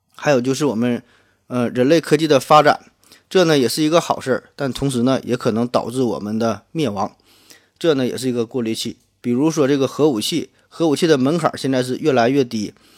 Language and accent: Chinese; Shenyang, Liaoning, China; accent: Northeastern; 我呢来自东北沈阳，所以听我的口音呢可能会浓重一些